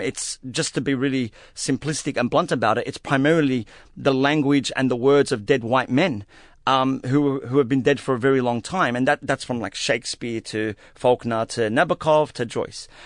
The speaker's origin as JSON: {"language": "English", "country": "Australia", "said": "an Arab Australian Muslim man who, who, who has been a silenced minority for most of my life"}